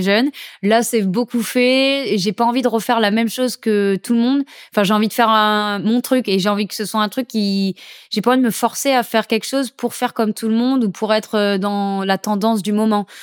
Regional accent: St. Martin; depuis que je suis toute petite, je viens de Saint-Martin

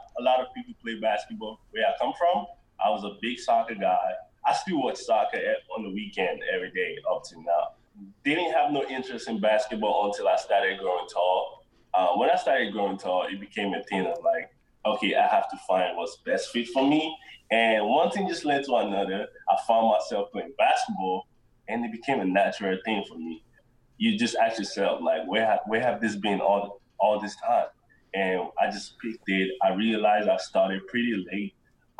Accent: Nigeria; now in United States; I was born and raised in Nigeria

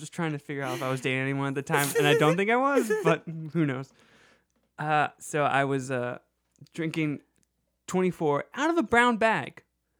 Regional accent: Brooklyn, New York, United States; I'm from Fort Greene.

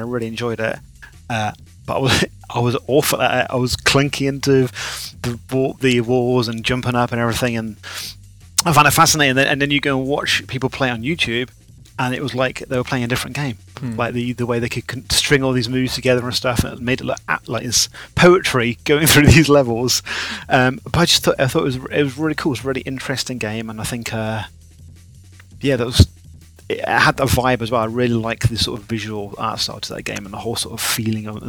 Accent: Leamington Spa, West Midlands, United Kingdom; my hometown, Leamington

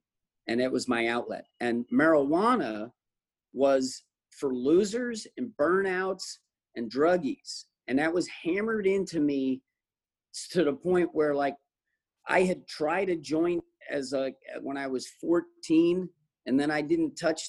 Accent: New Jersey, United States; now in California, United States; I grew up on the East Coast, where you get up early and you work hard, in New Jersey, and it's in me

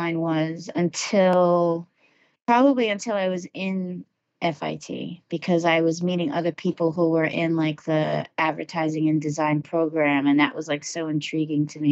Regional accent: Long Island, New York, United States; where I grew up in New York was on Long Island

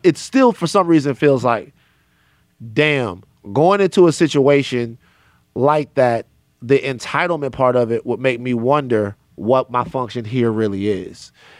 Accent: the South, United States; I'm from the South.

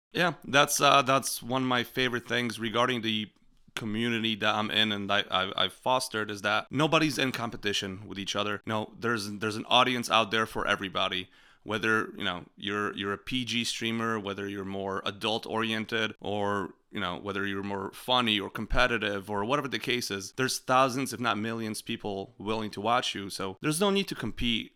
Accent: Poland; moved away; the farm I grew up in Poland

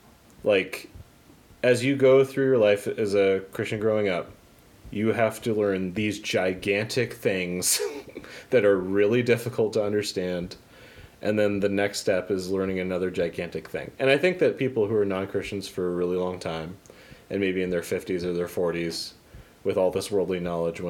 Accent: Papillion, Nebraska, United States; It's my hometown

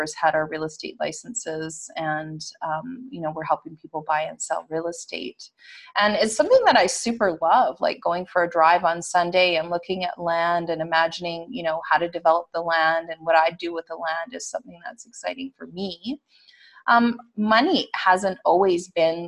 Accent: Western Canada, Canada; I am Canadian. I'm from Western Canada.

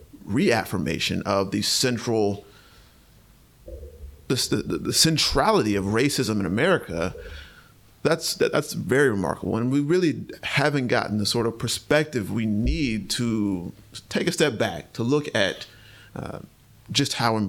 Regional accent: North Carolina, United States; a young black man who was born and raised in North Carolina

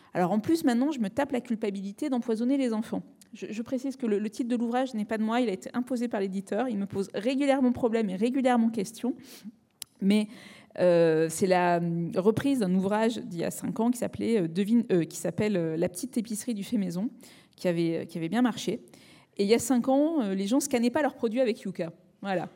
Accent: Marseille, Provence-Alpes-Côte d'Azur, France; Je suis méditerranéenne, je suis née à Marseille

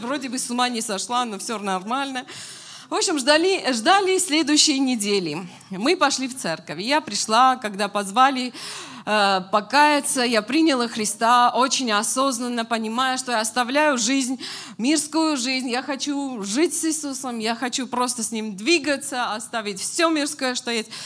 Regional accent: Armenia; now in Moscow, Russia; мы, как армяне

